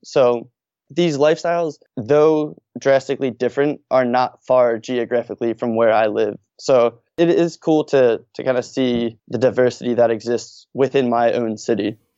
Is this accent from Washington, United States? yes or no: no; Norristown, Pennsylvania, United States; also born or lived in Philadelphia; I actually grew up outside of Philadelphia in a town called Norristown